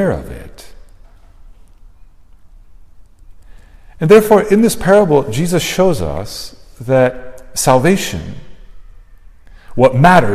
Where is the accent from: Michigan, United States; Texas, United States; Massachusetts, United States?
Texas, United States; South; I grew up in South Texas